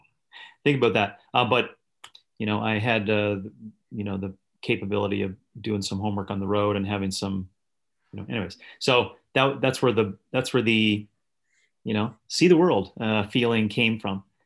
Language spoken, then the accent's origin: English; Northern Canada, Canada; I was born in the Northern Canada, an isolated community